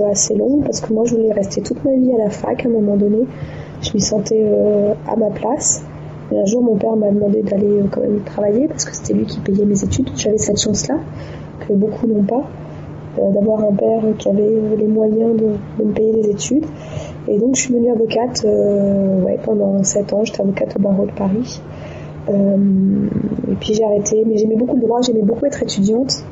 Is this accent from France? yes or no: no; Djibouti; Je suis parti à 5 ans et demi vivre à Djibouti en 1981. J'ai suivi mes parents. Et euh, voilà, donc j'ai grandi ensuite à Djibouti.